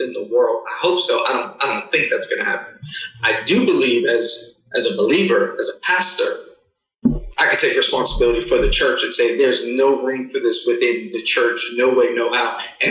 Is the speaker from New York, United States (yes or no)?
yes; New York City, New York, United States; also born or lived in Cleveland, Tennessee; I was born and raised in Queens, New York